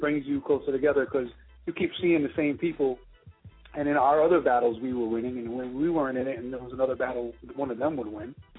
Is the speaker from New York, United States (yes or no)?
yes; New York City, New York, United States; born or raised there